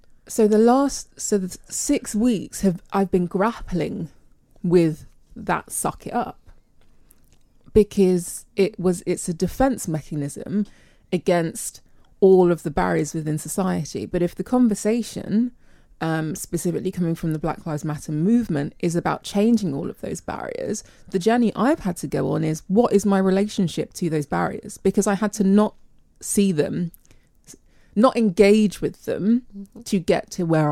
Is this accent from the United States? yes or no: no; England, United Kingdom; My parents were born here and I'm born here. So my relationship with being British and English